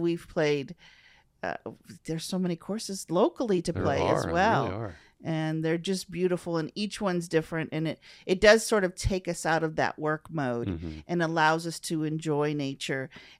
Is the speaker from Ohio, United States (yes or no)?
yes; Tiffin, Ohio, United States; Tiffin, Ohio, which is Northwest Ohio.